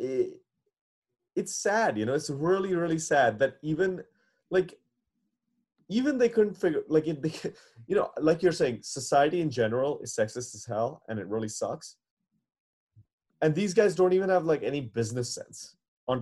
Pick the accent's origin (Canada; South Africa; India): India; I as an Indian